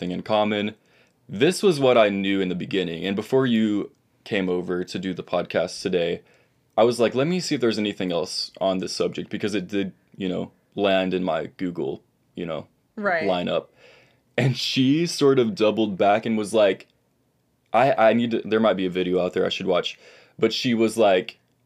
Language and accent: English; Texas, United States; I live in the state of Texas. I'm from Texas.